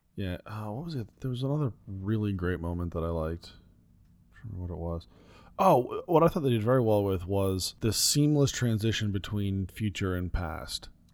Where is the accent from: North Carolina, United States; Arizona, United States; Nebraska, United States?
Arizona, United States; Phoenix; growing up in Phoenix